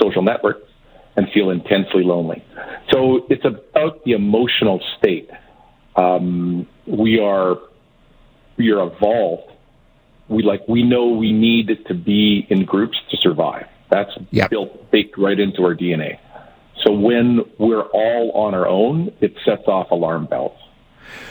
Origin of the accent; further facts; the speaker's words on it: Edmonton, Alberta, Canada; now in Toronto, Canada; my hometown of Edmonton